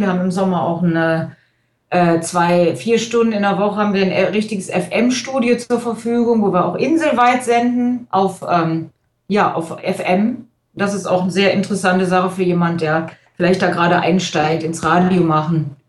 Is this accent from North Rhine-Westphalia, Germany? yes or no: yes; Krefeld, North Rhine-Westphalia, Germany; in Krefeld, wo ich herkomme